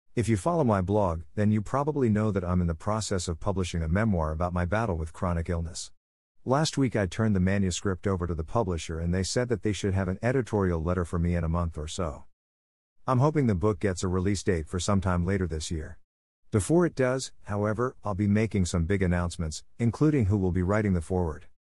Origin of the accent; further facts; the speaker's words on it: Santa Cruz Mountains, California, United States; I grew up with them in the Santa Cruz Mountains in the nineties.